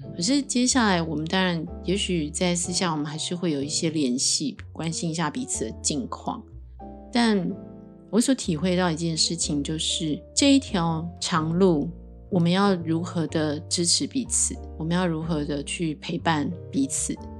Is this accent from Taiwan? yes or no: yes; Taiwan; 我是一个从小在台湾土生土长的一个很平凡的孩子